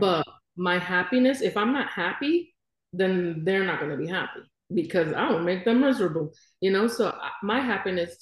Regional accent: New York City, New York, United States; moved away as an adult; now in Florida, United States; I was raised in Brooklyn

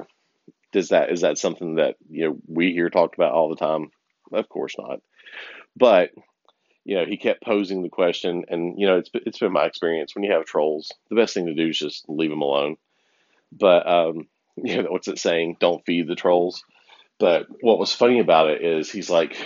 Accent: the South, United States; where I grew up in the South

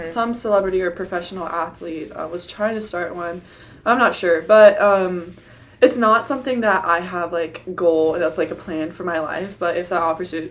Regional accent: Texas, United States; I'm a Texan

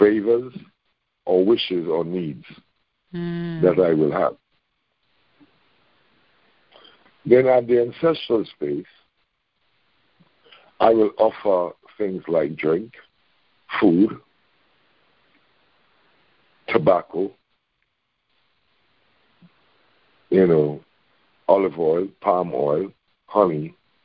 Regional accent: Canada; I'm from Canada.

